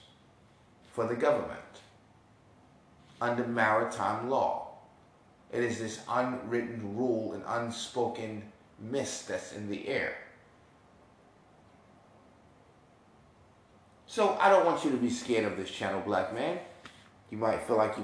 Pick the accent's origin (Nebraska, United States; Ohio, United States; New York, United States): New York, United States; moved away; I'm from New York